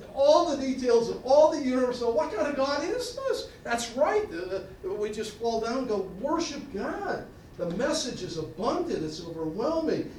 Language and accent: English; Niagara County, New York, United States; moved away; growing up in Niagara County, New York